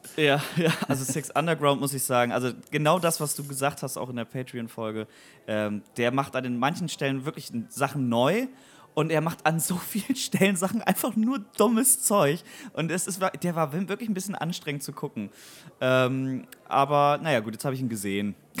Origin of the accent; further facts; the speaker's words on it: Weyhe, Lower Saxony, Germany; now in Bremen, Germany; die alte Truppe, die, mit denen ich quasi aufgewachsen bin in Weihe